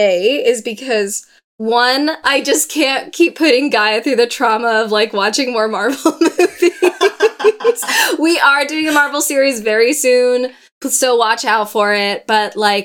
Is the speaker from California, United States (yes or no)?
yes; San Diego, California, United States; we're from San Diego